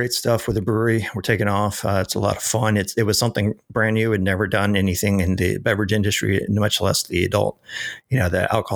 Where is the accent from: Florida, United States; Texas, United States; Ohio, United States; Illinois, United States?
Texas, United States; Mission; moved away as an adult; also born or lived in Corona, California / Long Beach, California; So I moved back to Texas, which is where I was. I was born and raised in Mission